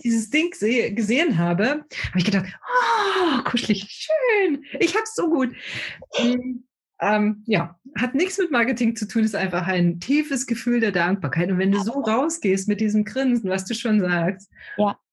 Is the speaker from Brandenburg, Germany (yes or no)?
yes; Brandenburg, Germany; Ich komme aus Brandenburg, da gibt es keine Berge